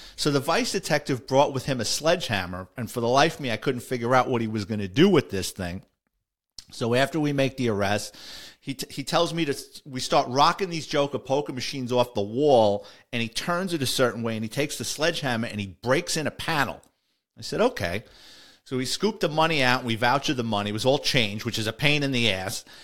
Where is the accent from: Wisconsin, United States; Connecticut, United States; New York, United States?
New York, United States; New York City; growing up in the Bronx